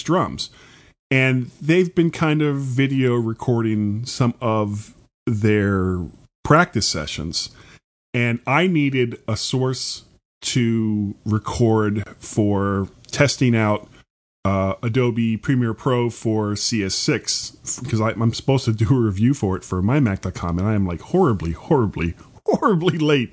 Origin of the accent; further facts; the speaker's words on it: Florida, United States; I am a blonde from Florida